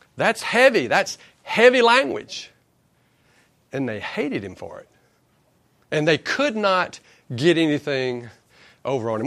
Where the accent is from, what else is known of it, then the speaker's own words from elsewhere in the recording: Acworth, Georgia, United States; I'm from Ackworth